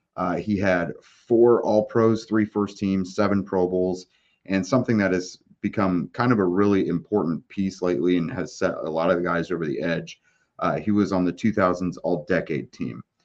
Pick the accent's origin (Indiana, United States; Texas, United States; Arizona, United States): Indiana, United States; Indianapolis; growing up in Indianapolis as, you know, as a Colts fan